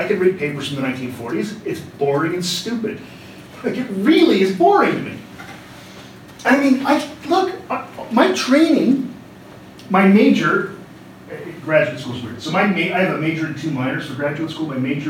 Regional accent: Canada; That wasn't just me doing that because I'm Canadian.

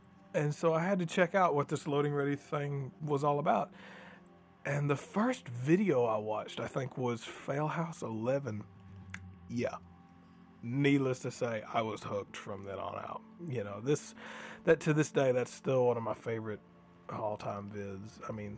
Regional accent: Booneville, Mississippi, United States; growing up in Boonville, Mississippi

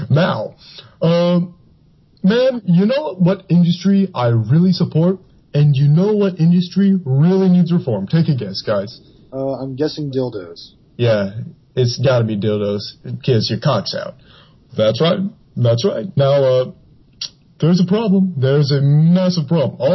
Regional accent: Dallas, Texas, United States; I'm from Dallas, the uh, uh, sex capital of the world.

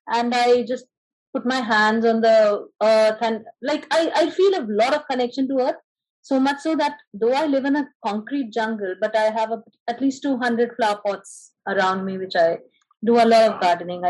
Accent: India; me being an Indian

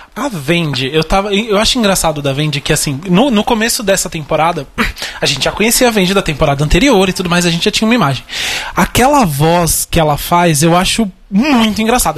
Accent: Brazil; um brasileiro, homem, branco

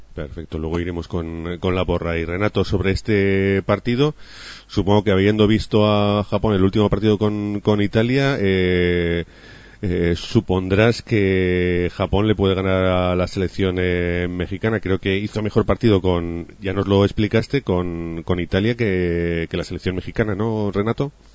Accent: Spain; nos faltaba a los españoles

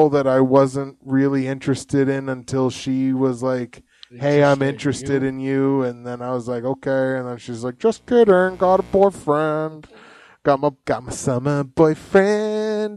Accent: Canada; we're Canadian

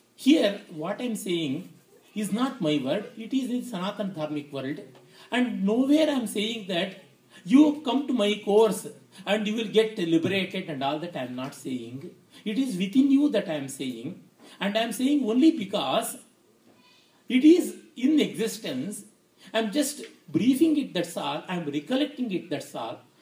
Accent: India

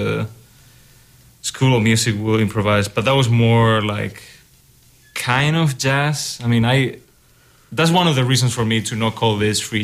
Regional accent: Spain; moved away as an adult; also born or lived in Germany; now in Iowa City, United States; I'm from Spain.

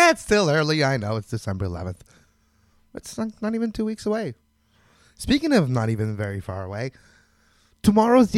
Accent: Montreal, Quebec, Canada; I'm from Montreal. I'm in Montreal

